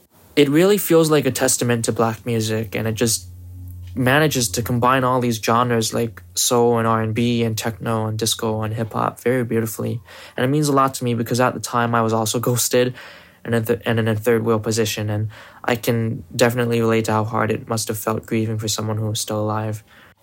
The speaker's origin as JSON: {"language": "English", "region": "Hawaii", "country": "United States", "said": "I'm from Hawaii."}